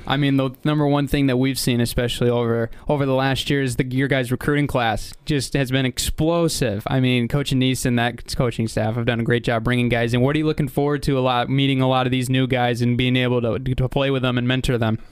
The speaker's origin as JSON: {"language": "English", "town": "Reed City", "region": "Michigan", "country": "United States", "said": "I'm from from Reed City"}